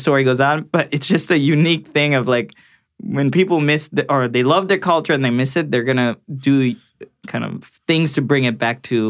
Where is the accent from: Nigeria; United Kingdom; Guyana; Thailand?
Thailand; born there; And for Bangladesh, even when I was not living there, because I was born in Thailand, in fact, not many people know that.